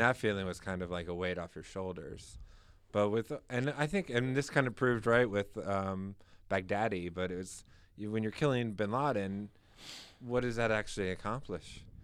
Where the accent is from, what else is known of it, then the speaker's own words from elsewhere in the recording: Maryland, United States; moved away as an adult; also born or lived in Virginia; now in New Hampshire, United States; I grew up in Maryland, right outside of D C